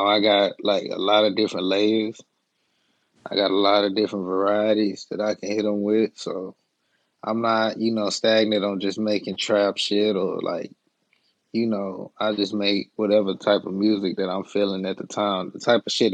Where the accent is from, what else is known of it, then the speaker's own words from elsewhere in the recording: Dallas, Texas, United States; now in San Diego, United States; I'm from Dallas, Texas.